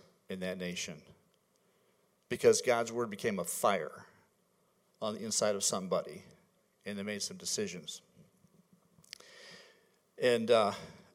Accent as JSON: {"language": "English", "region": "Michigan", "country": "United States", "moved": "yes", "said": "I'm from Michigan"}